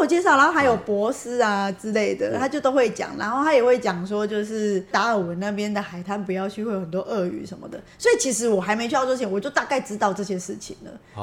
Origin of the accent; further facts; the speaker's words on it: Taiwan; 我是台湾来的